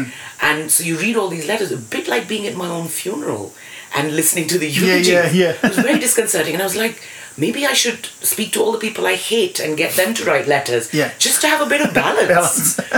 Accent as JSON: {"language": "English", "country": "India", "first_language": "English", "moved": "as an adult", "lives_now": "United Kingdom", "said": "So I ended up back in India, not speaking any Indian languages because English was my first language. Mm. It's very odd being foreigner"}